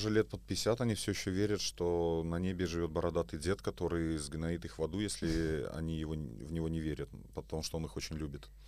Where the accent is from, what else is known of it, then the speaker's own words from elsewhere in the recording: Belarus; moved away; Вот я, кстати, из Беларуси, я сюда приехал, я впервые про гномики услышал.